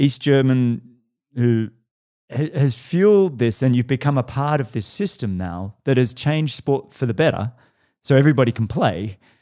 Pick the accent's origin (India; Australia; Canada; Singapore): Australia; now in Boulder, United States; I'm an Australian kid that loved triathlon